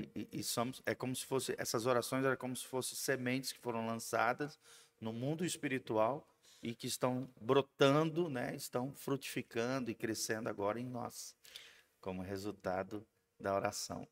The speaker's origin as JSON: {"language": "Portuguese", "country": "Brazil", "said": "nós como brasileiros"}